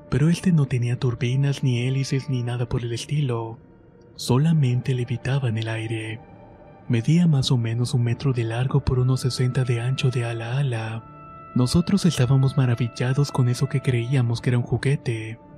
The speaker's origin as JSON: {"language": "Spanish", "region": "Jalisco", "country": "Mexico", "said": "Esto me ocurrió cuando tenía unos 8 o 10 años aproximadamente. Soy de Jalisco, de un pueblo cerca de Tala."}